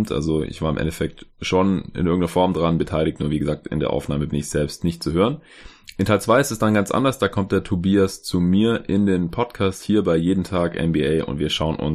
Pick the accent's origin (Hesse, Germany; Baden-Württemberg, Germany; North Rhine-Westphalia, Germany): Baden-Württemberg, Germany; Stuttgart; now in Berlin, Germany; Ich war erst geschäftlich unterwegs in Stuttgart in meiner Heimatstadt, wo mein Arbeitgeber ist